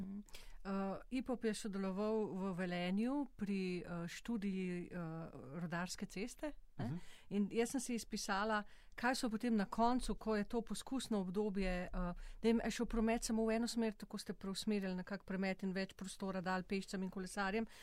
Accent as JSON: {"language": "Slovenian", "country": "Slovenia"}